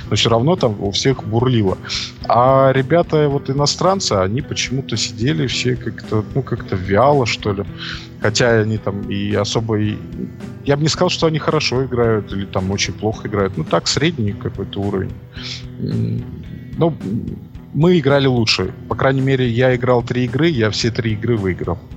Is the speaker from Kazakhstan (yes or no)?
no; Belarus; с нами играли два француза, я, белорус, это как в анекдоте уже пошло